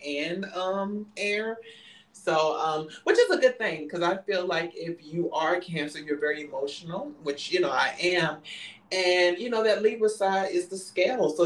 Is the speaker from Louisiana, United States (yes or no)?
yes; New Orleans, Louisiana, United States; now in Houston, United States; I'm from New Orleans, you know, that's where I'm from, and you know, and I reside in Houston